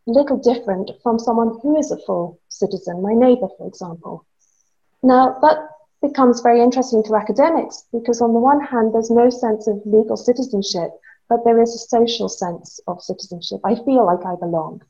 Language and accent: English; Guernsey; I grew up in the Channel Islands. I'm from Guernsey.